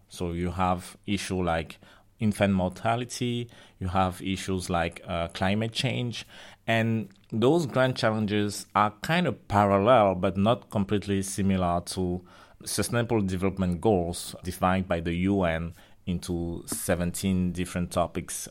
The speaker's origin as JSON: {"language": "English", "country": "Cameroon", "tie": "born or raised there", "moved": "yes", "said": "I was born in Africa, in Cameroon"}